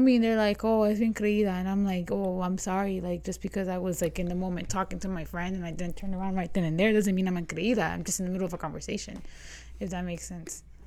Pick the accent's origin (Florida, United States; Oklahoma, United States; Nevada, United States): Nevada, United States; Las Vegas; I remember growing up on the East Side